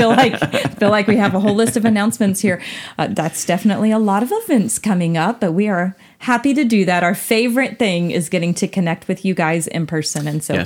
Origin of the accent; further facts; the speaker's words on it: Texas, United States; also born or lived in Cookeville, Tennessee; Most of y'all think I'm a Texas girl, and I am at heart, but I was born in Tennessee.